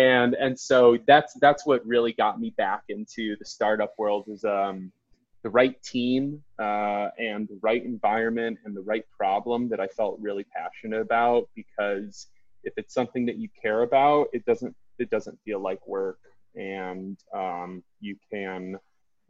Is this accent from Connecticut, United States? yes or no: no; Detroit, Michigan, United States; grew up in Metro Detroit